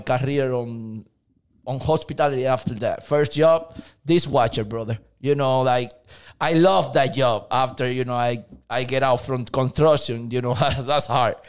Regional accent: Dominican Republic; English is a second language; moved away as an adult; now in United States; I'm from Dominican Republic. I'm, uh, come here to the state, like, uh, fifteen years ago

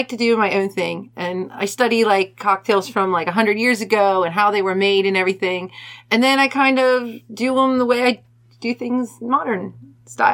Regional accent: Cincinnati, Ohio, United States; I'm from Cincinnati, born and raised.

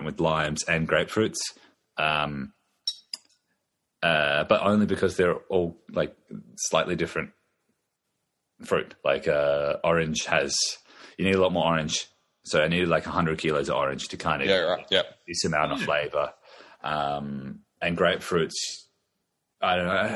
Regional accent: Riverland, South Australia, Australia; moved away as an adult; also born or lived in Adelaide / Brisbane / Perth; I grew up in the Riverland, so I'm South Australia.

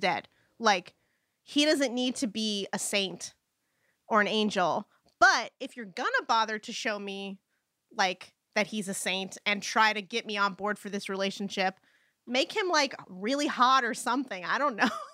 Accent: United States; as an American

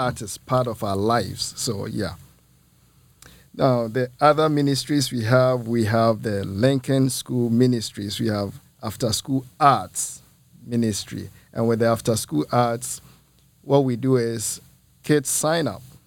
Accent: Ghana; moved away as an adult; also born or lived in Muncie, Indiana; now in Peoria, United States; I'm originally from Ghana. Ghana is in West Africa.

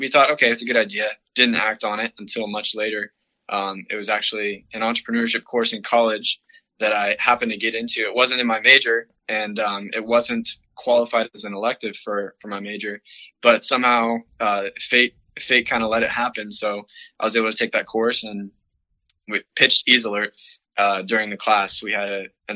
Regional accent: Florida, United States; also born or lived in Washington State; I was born in Washington State. I moved to Florida at a very young age. Grew up there for the rest of my life so far to this point

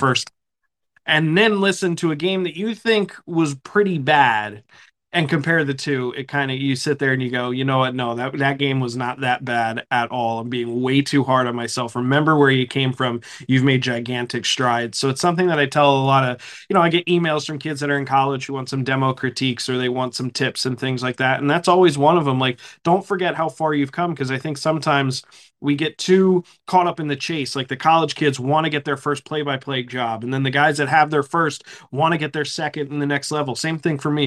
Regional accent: Pennsylvania, United States; moved away as an adult; now in Charlotte, United States; I grew up in Pennsylvania

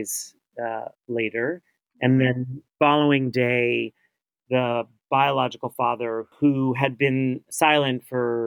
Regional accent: New York City, New York, United States; moved away; growing up in New York City in the 1980s

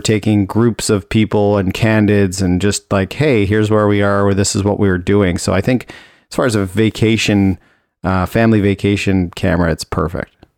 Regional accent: Toronto, Ontario, Canada; I grew up in Toronto, so I was there

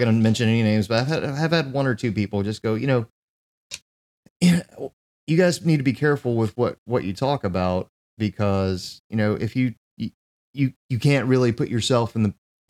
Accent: United States; as an American

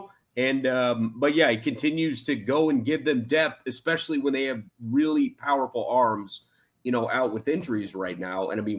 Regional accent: Chicago, Illinois, United States; born or raised there

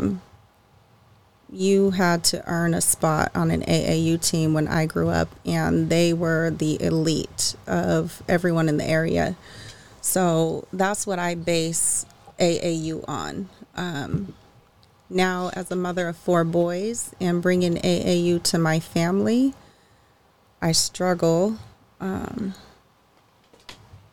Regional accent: the Bay Area, California, United States; also born or lived in Fair Oaks, California / Sacramento, California; now in Roseville, United States; we're from the Bay. We were born in the Bay

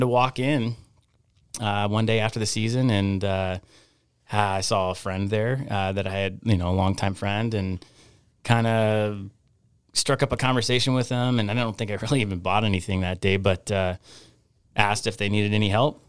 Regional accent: Anchorage, Alaska, United States; I grew up in Anchorage. I mean, I grew up, uh, I went to Chugiak High School

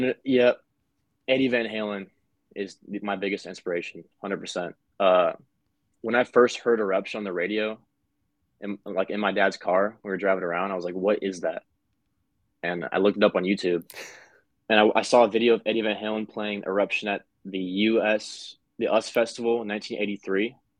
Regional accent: Omaha, Nebraska, United States; we're from Omaha, Nebraska

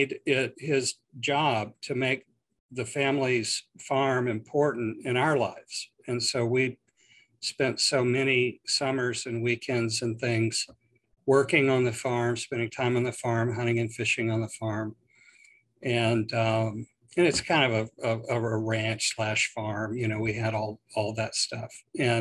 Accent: Houston, Texas, United States; I'm a native Texan

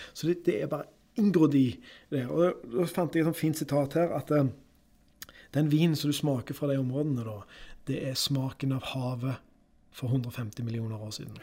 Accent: Karmøy, Rogaland, Norway; moved away; var jeg hjemme på Karmøy

